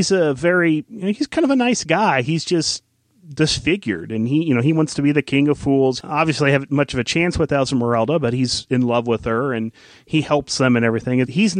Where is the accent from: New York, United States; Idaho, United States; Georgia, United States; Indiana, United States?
Indiana, United States; I'm from Indiana. I call it Notre Dame